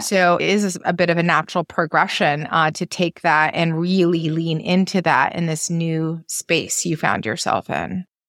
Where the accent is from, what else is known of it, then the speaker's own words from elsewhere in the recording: Maine, United States; moved away as an adult; I've lived outside of Maine for now thirty years, I'm a girl from Maine